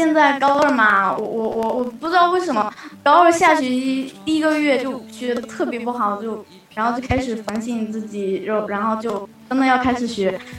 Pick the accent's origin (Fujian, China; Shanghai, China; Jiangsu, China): Fujian, China; 我是福建的。